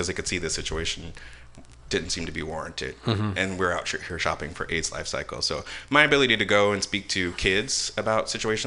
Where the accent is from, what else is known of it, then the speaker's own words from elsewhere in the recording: San Francisco, California, United States; an African-American gay person born and raised in San Francisco